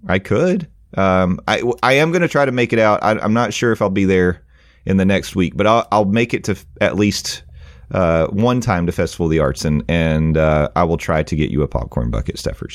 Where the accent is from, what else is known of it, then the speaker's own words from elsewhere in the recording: Tennessee, United States; I am from Tennessee